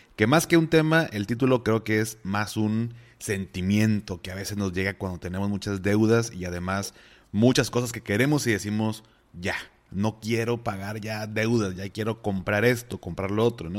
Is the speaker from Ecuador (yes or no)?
no; Mexico; mis papás pues, pasaron por una situación fuerte, así como muchos mexicanos